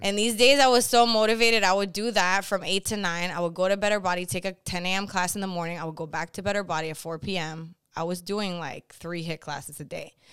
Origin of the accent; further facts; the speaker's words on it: Boston, Massachusetts, United States; I'm originally from Boston, Massachusetts